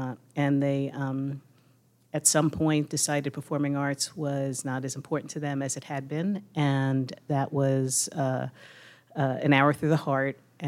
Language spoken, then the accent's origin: English; Brooklyn, New York, United States; moved away as an adult; now in Pittsburgh, United States; No, I'm from Brooklyn, I came here when I was 22.